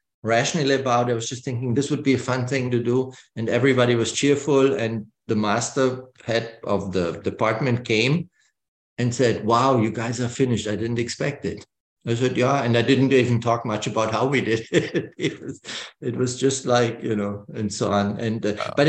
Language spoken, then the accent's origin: English; Germany; I grew up in West Germany, about 20 miles to the border to East Germany